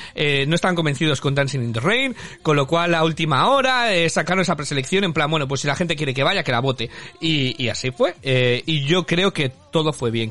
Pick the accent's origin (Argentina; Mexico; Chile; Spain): Spain; moved away; soy español